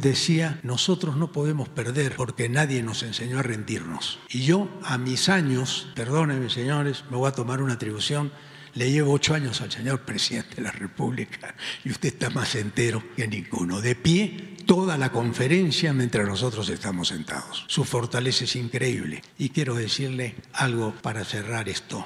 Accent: Peru; soy peruano

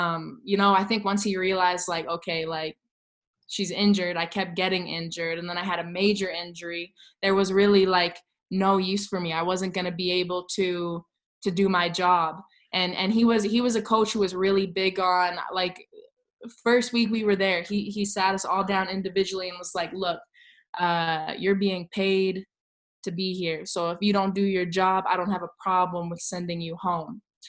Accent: Canada; growing up in Canada, it's not necessarily instilled from a young age.

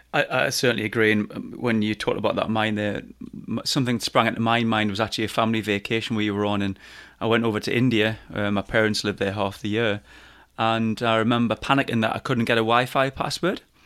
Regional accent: Newcastle upon Tyne, North East England, United Kingdom; accent: Geordie; my Geordie just kicks

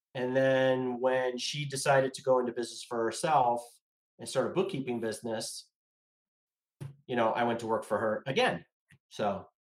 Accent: Los Angeles, California, United States; I grew up in the San Fernando Valley in Sherman Oaks, California.

